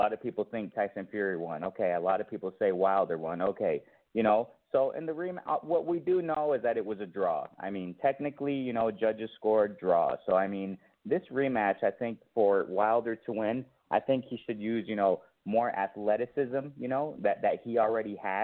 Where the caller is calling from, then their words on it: Mexico; I'm calling from Mexico